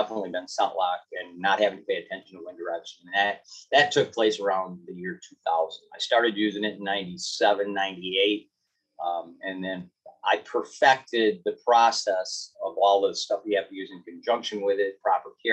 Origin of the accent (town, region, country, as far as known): Michigan, United States